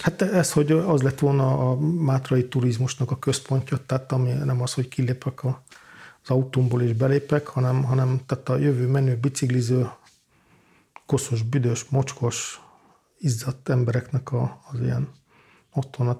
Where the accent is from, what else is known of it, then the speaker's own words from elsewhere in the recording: Valkó, Pest, Hungary; moved away; Én Valkon születtem Gödöllő mellett, tehát Pest megyének a központi részében.